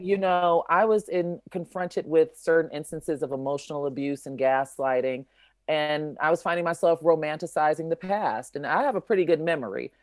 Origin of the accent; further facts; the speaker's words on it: Chicago, Illinois, United States; I'm from Chicago